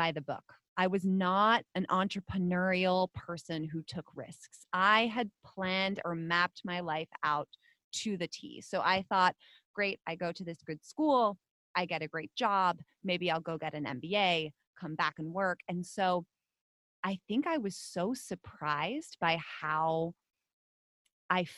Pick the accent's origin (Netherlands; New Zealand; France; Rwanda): Netherlands; now in United States; Now I am a Dutch citizen. I'm not American